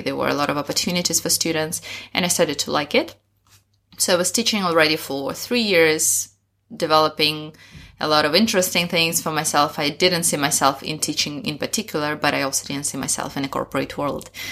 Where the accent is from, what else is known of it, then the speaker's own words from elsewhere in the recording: Sakhalin Oblast, Russia; English is a second language; moved away as an adult; also born or lived in Moscow, Russia; now in Shanghai, China; Originally, I'm from Sakhalin Island in Russia